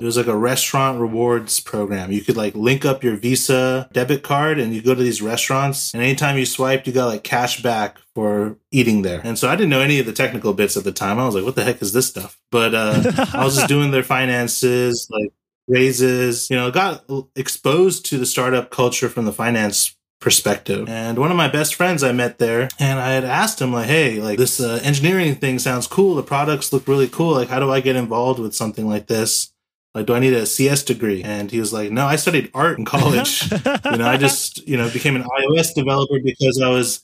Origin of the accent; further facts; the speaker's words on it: Los Angeles, California, United States; also born or lived in San Diego; So I'm from Los Angeles, California. Born and raised here in California